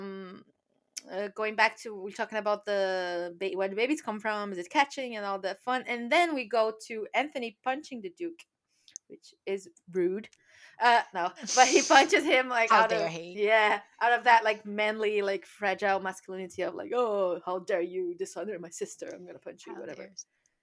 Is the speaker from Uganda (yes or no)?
no; Brazil; now in United Kingdom; I come from Brazil